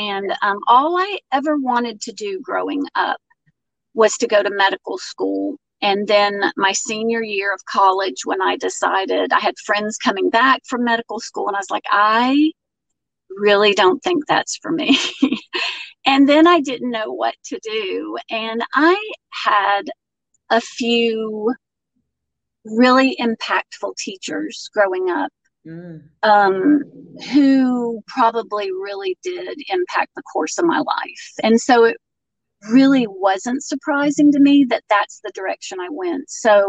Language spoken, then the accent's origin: English; Florida, United States; moved away as an adult; now in Acworth, United States; Well, I grew up in Florida, but moved to Georgia the day after I graduated high school. Now I live in Acworth, Georgia, which is about 30 minutes north of Atlanta.